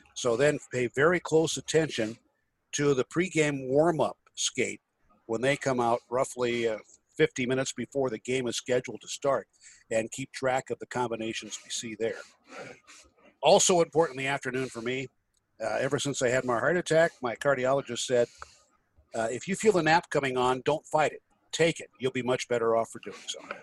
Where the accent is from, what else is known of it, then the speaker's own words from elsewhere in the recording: Illinois, United States; Illinois, which is even worse, my home state